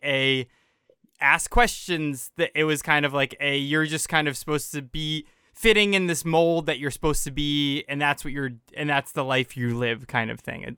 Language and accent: English; United States; I grew up in America versus Guatemala